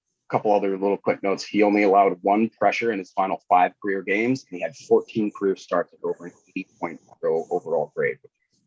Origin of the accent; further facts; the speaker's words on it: Appleton, Wisconsin, United States; my hometown of Appleton, Wisconsin